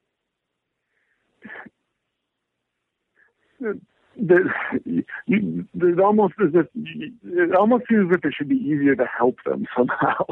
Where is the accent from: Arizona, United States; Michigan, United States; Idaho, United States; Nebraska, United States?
Michigan, United States; Lansing; I grew up in Lansing, Michigan.